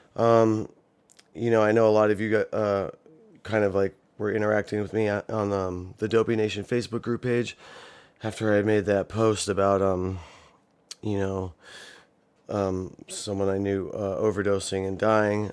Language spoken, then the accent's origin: English; Ohio, United States; born or raised there